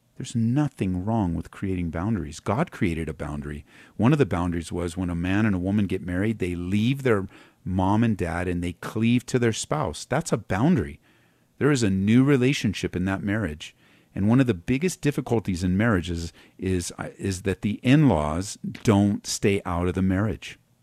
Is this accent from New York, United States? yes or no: no; Southern California, United States; moved away as an adult; now in Colorado, United States; I was born and raised in Southern California